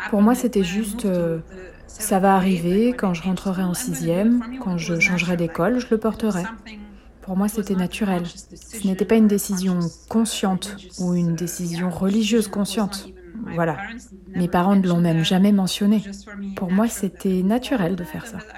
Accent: Germany; je me sens européenne, je me sens allemande, et que c'est là que je vis, c'est mon pays d'origine

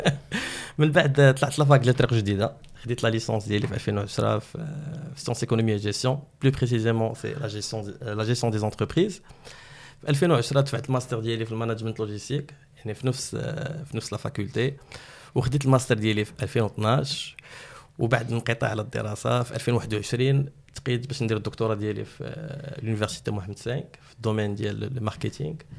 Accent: Morocco; حنا كمغاربة

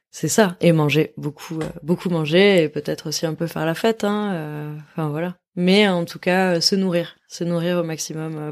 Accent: between Girona and Barcelona, Catalonia, Spain; entre Gérone et Barcelone, qui est là d'où je viens. En fait, je suis catalane

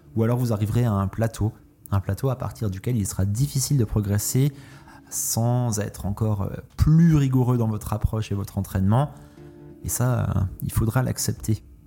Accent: France; j'ai grandi en France

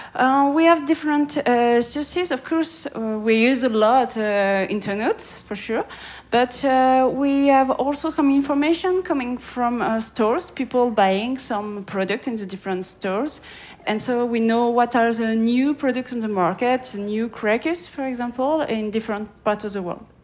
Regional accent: France; in France, uh, I'm French

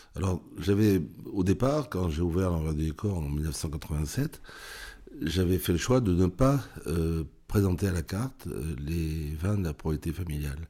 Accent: Saint-Émilion, Nouvelle-Aquitaine, France; J'étais de Saint-Émilion. J'étais à l'école maternelle de Saint-Émilion

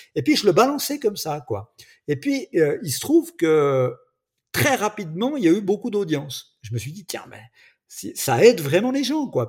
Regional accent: Switzerland; accent: Swiss; je suis en Suisse, mon petit accent peut-être me trahit, même si mon papa est français

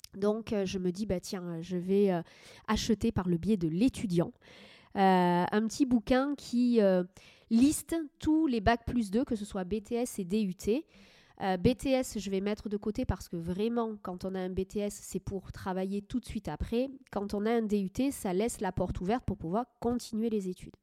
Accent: Médoc, Nouvelle-Aquitaine, France; also born or lived in Agen / Angoulême / Paris; j'ai grandi dans le Médoc

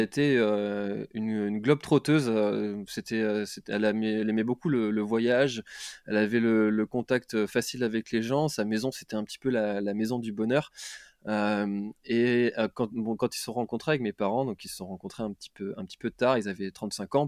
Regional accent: Brittany, France; now in Quimper, France; je suis breton, donc j'habite à, Quimper

